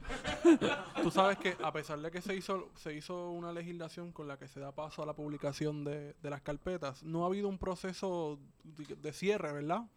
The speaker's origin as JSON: {"language": "Spanish", "country": "Puerto Rico"}